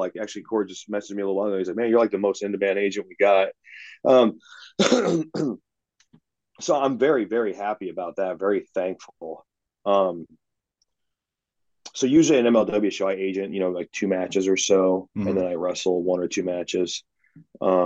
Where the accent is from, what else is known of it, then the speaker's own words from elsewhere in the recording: the Northwest, Pacific Northwest, United States; I'm from the Northwest.